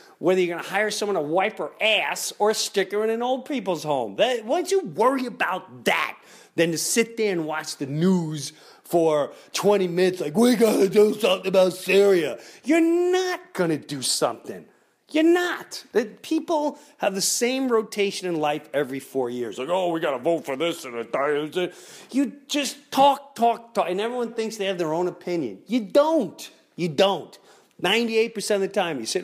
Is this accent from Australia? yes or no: no; United States; I'm American